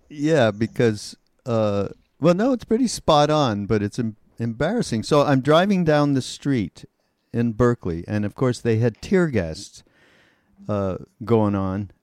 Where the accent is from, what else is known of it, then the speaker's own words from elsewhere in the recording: Montreal, Quebec, Canada; I came from Montreal